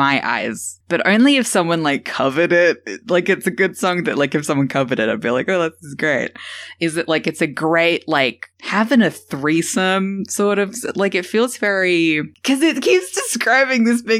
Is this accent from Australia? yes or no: yes; Australia; Yeah, I'm Australian.